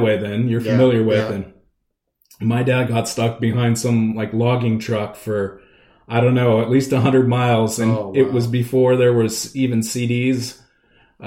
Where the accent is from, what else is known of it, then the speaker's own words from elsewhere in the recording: Redmond, Washington, United States; also born or lived in Southern California; I grew up in Redmond, Washington.